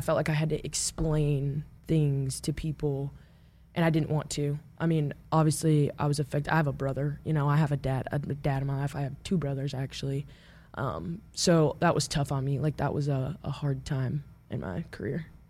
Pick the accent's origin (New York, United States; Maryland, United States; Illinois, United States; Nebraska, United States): Nebraska, United States; Omaha; also born or lived in Papillion, Nebraska; I grew up in Omaha